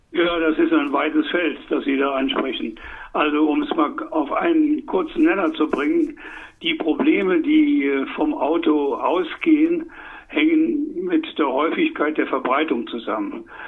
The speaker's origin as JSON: {"language": "German", "region": "Saarland", "country": "Germany", "said": "Ich komme aus dem Saarland"}